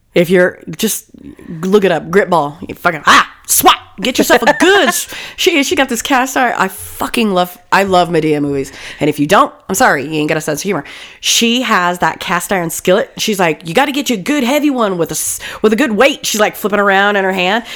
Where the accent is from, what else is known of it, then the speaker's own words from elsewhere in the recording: California, United States; we grew up in California